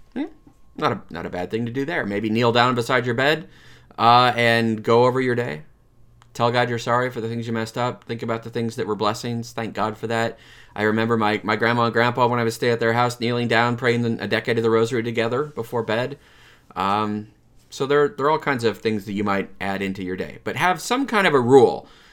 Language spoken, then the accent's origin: English; Lansing, Michigan, United States; I grew up in Saint, uh, Francis de Sales Parish in Lansing